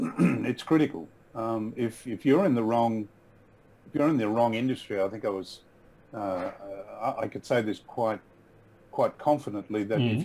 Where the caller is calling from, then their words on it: Brisbane, Queensland, Australia; also born or lived in Sunshine Coast; I'm calling in from Brisbane. About 5 years ago, we moved back to Brisbane from the Sunshine Coast.